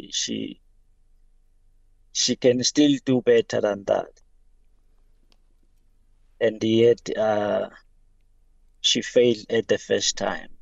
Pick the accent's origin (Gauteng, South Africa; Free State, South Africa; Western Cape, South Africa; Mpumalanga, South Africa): Mpumalanga, South Africa; Nelspruit; I'm from Nelly Spread